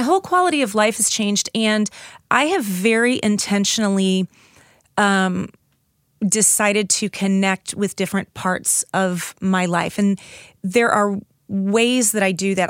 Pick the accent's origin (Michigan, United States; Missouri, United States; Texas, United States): Missouri, United States; St. Louis; I grew up in South St. Louis